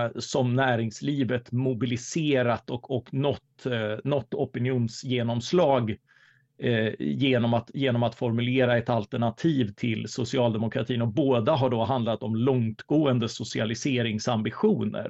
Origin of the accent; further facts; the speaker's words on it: Karlskrona, Blekinge, Sweden; jag är uppvuxen i Karlskrona